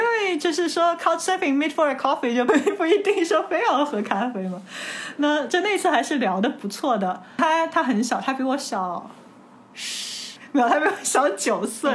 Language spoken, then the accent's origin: Chinese; China; 我说中国来的，我说中国人